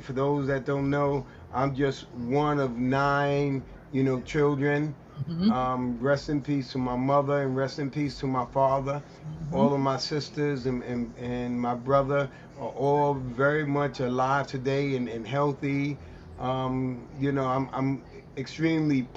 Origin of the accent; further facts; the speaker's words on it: New York City, New York, United States; growing up in the East New York section of Brooklyn